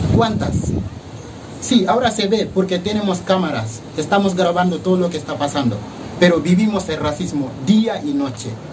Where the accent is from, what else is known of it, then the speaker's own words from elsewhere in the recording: Senegal; also born or lived in Valencia, Spain; now in Spain; vengo de África, en este caso Senegal